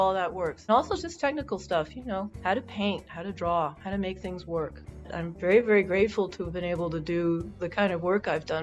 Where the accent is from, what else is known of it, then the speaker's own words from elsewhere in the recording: Barcelona, Catalonia, Spain; I grew up in Barcelona